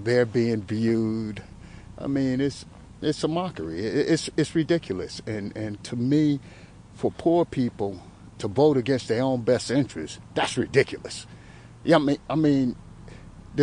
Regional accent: Sullivan County, New York, United States; I was born here in Sullivan County, though.

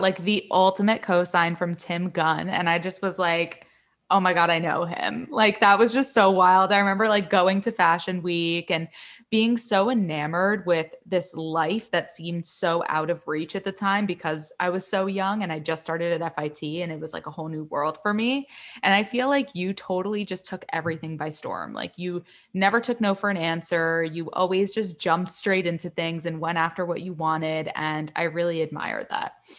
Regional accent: Miami, Florida, United States; moved away as an adult; also born or lived in New York; I'm from Miami. I moved to New York when I was eighteen.

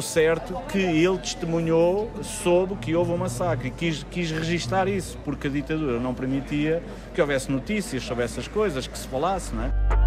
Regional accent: Portugal; temos que aceitar isso como portugueses

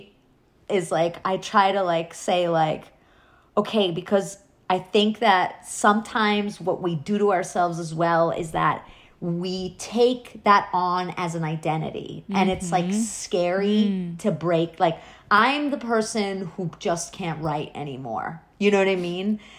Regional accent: New York, United States; I grew up in New York

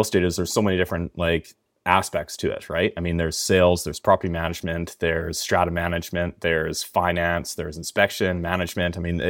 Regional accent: Langley, British Columbia, Canada; now in Kamloops, Canada; No, I'm originally from Langley.

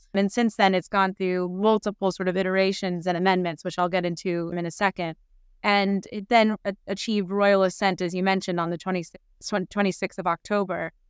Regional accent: United States; now in United Kingdom; I, I'm American originally

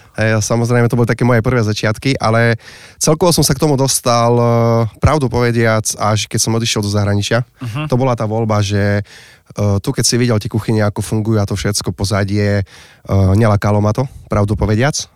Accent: Slovakia; ja pochádzam z Pisknovej

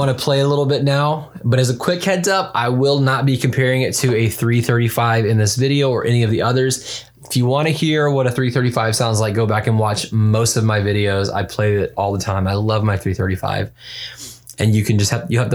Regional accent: the South, United States; moved away; I'm originally from the South and I still have a deep love for that kind of like dirty Southern rock

